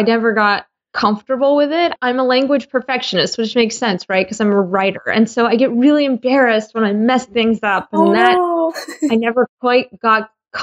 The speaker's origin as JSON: {"language": "English", "region": "Georgia", "country": "United States", "tie": "born or raised there", "moved": "as an adult", "lives_now": "Michigan, United States", "said": "I grew up in Georgia"}